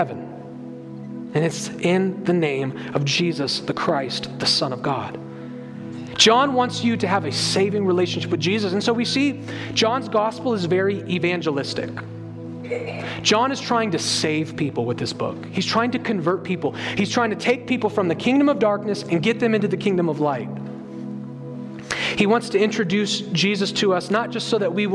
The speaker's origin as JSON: {"language": "English", "country": "United States", "said": "we as American evangelicals"}